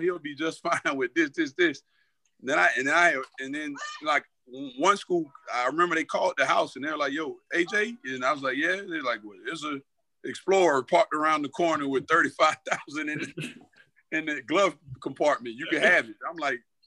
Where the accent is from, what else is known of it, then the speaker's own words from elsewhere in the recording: Atlanta, Georgia, United States; we grew up in Atlanta on the South Side